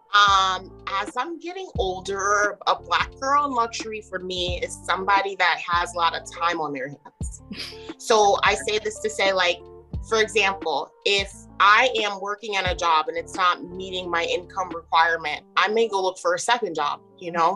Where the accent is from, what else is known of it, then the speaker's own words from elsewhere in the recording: New Jersey, United States; moved away as an adult; now in Maryland, United States; I'm actually from New Jersey